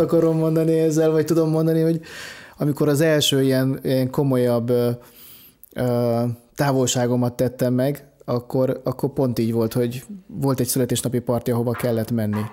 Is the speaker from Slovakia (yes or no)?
no; Lake Balaton area, Hungary; én ott nőttem fel